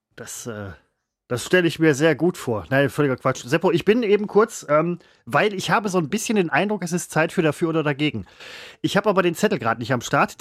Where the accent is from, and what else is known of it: Germany